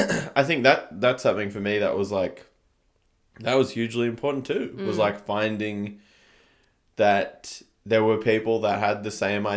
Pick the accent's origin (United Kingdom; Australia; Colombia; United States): Australia; Canberra, Australian Capital Territory; when I was growing up in Canberra, from the start, we would never really play shows just because of the size of the town.